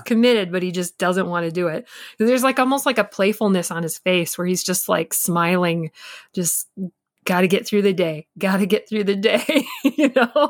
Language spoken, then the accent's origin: English; Michigan, United States; I grew up in the Midwest and in Michigan